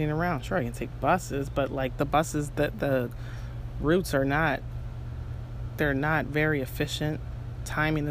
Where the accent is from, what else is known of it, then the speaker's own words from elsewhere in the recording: United States; moved away as an adult; also born or lived in China; my home country